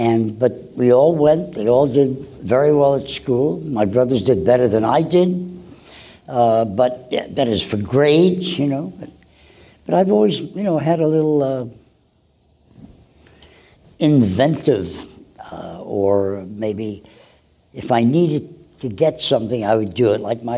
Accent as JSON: {"language": "English", "town": "Brooklyn", "region": "New York", "country": "United States", "tie": "born or raised there", "said": "Well, Brooklyn was a beautiful place. My first job at the age of 12 was working in a drugstore"}